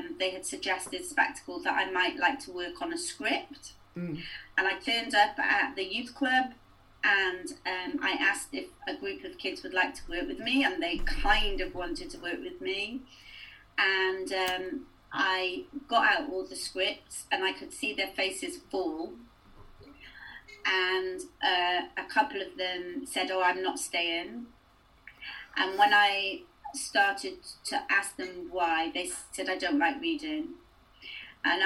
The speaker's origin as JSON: {"language": "English", "town": "Cardiff", "region": "Wales", "country": "United Kingdom", "also_born_or_lived": "Hull", "moved": "as an adult", "lives_now": "South Wales Valleys, United Kingdom", "said": "I'm actually from Cardiff, but when I came to the Valleys"}